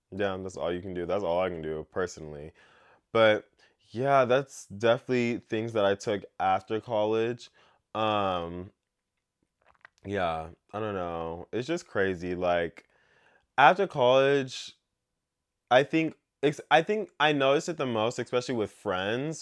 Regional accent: United States; growing up in America

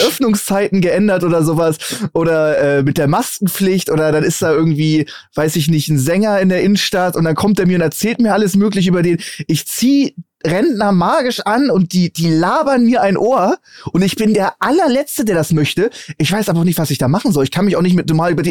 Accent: Hamburg, Germany; als Hamburger

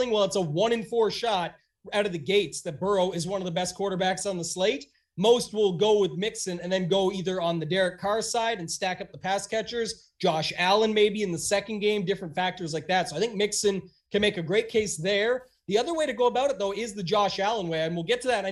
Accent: Canada; myself being Canadian

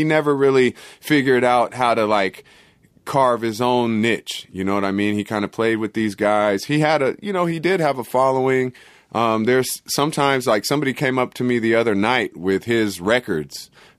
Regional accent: Oakland, California, United States; From a very early age. I was growing up in Oakland.

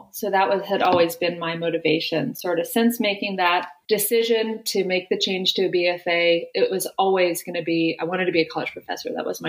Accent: outside of Pittsburgh, Pennsylvania, United States; I grew up outside of Pittsburgh in a small mining town

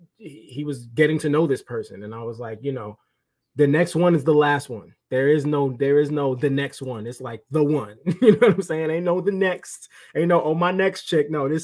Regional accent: New York City, New York, United States; I'm from Brooklyn, born and raised.

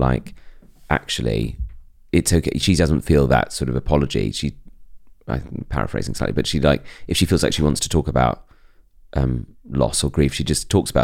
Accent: Bromley, London, United Kingdom; embracing that Bromley suburbanness

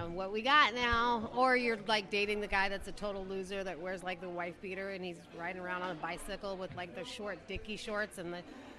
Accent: Oceanside, California, United States; I'm from Oceanside. I was born and raised here.

